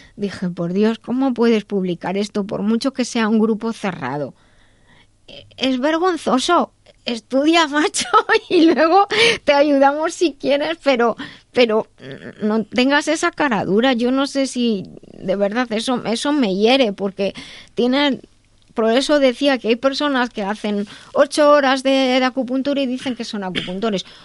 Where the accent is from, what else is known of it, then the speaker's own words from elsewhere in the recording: Madrid, Community of Madrid, Spain; soy de Madrid, España